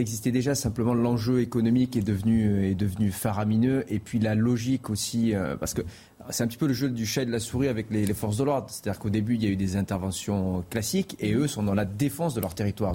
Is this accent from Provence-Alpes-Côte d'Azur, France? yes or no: yes; Marseille, Provence-Alpes-Côte d'Azur, France; moved away; j'ai grandi à Marseille, et donc je suis originaire de Marseille